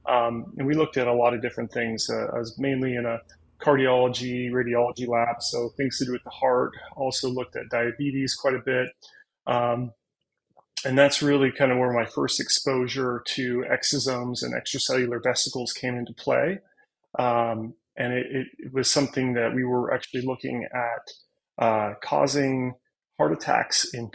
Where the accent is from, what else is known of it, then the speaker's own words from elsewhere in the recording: Northern California, United States; also born or lived in United Kingdom; I'm from Northern California